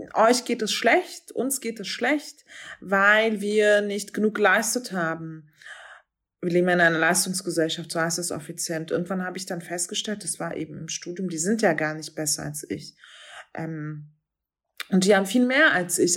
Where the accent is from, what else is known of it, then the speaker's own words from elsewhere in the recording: Berlin, Germany; der Nachbarbezirk von Wedding, wo ich aufgewachsen bin